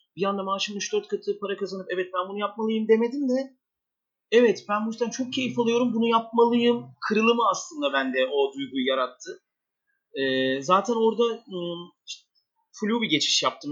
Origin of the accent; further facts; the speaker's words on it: Istanbul, Turkey; 1984 İstanbul doğumluyum